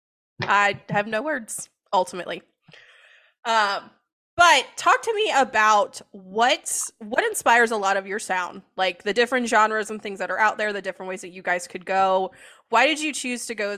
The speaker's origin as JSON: {"language": "English", "town": "Waldorf", "region": "Maryland", "country": "United States", "said": "I'm from Maryland"}